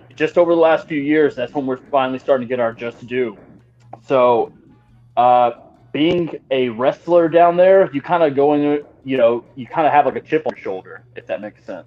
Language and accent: English; Austin, Texas, United States; now in Kansas City, United States; where I'm from in Texas, I'm from the Austin area